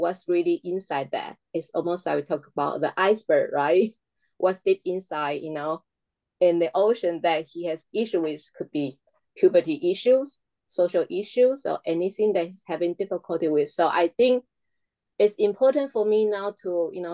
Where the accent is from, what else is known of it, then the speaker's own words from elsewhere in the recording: Taiwan; English is a second language; moved away; my home country, Taiwan